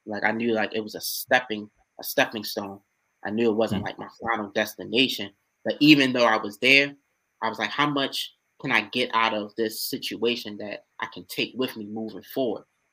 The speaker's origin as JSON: {"language": "English", "town": "Baltimore", "region": "Maryland", "country": "United States", "tie": "born or raised there", "said": "growing up in East Baltimore"}